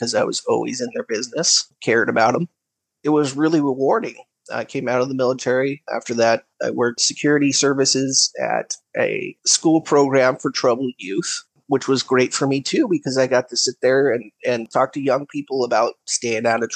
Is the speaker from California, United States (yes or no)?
yes; California, United States; I'm from California. I live near the Capitol. I've lived here in this house for about 5 years, but I've lived in California for most of my life.